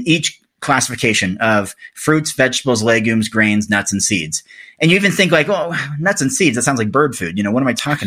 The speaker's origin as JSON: {"language": "English", "region": "Oregon", "country": "United States", "tie": "born or raised there", "moved": "yes", "said": "my home state of Oregon"}